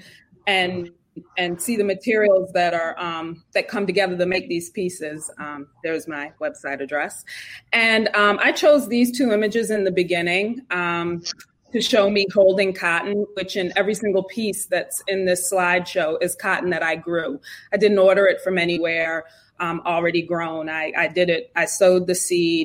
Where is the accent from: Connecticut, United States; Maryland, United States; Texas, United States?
Connecticut, United States; I'm from Connecticut, New England